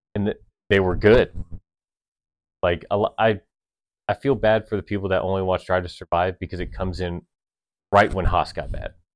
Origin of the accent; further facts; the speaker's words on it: United States; as an American fan that loves American teams